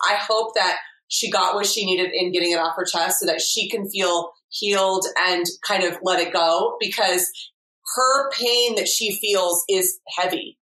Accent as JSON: {"language": "English", "country": "United States", "tie": "born or raised there", "said": "I am English by um, heritage and family, but I have been raised in America, so I have a unique experience."}